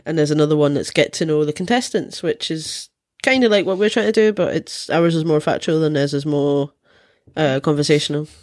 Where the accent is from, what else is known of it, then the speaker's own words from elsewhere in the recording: Scotland, United Kingdom; me being Scottish, drinking is part of our culture